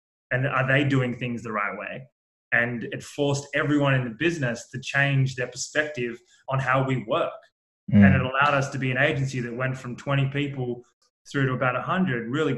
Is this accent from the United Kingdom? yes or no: no; Sydney, New South Wales, Australia; So I grew up in Australia, in Sydney, in a town called Manly, which is a bit of a beach vibe, but about 15, 20 minutes from the city